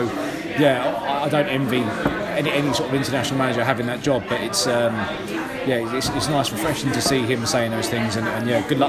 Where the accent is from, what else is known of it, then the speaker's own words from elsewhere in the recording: Crystal Palace hometown, London, United Kingdom; I'm a Palace fan through and through, and I love seeing my hometown club. I live 20 minutes on the ground